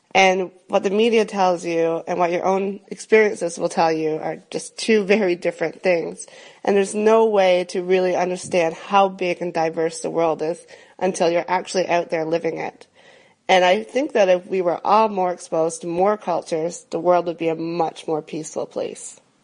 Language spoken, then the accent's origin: English; Canada; moved away as an adult; now in Berlin, Germany; I'm Canadian, but I currently live in Berlin, Germany